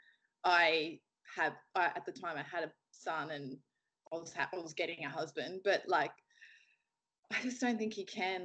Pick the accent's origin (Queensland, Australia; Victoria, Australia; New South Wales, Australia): New South Wales, Australia; Narrabri; moved away as an adult; also born or lived in Mount Isa; I was born in Narrabri, and I grew up on a farm north of Narrabri, just northwest of Narrabri, near Ballada.